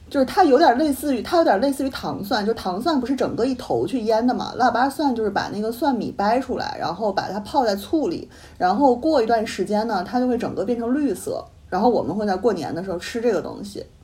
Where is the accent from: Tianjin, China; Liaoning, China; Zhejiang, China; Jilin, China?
Jilin, China; Changchun; moved away; 我来自东北吉林省长春市